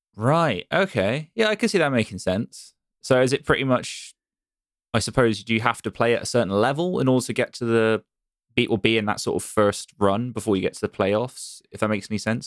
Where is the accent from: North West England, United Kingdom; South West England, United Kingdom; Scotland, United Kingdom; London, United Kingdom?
South West England, United Kingdom; Bristol; my hometown's Bristol